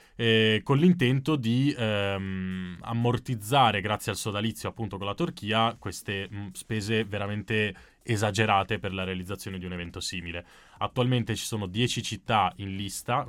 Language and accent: Italian; Veneto, Italy; da Veneto